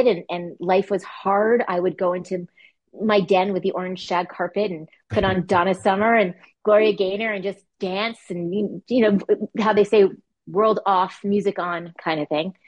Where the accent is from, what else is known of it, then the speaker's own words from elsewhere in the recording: Montreal, Quebec, Canada; moved away as an adult; also born or lived in Vancouver; now in Toronto, Canada; I'm from Montreal, Quebec, Canada, which was a really fun place to grow up, actually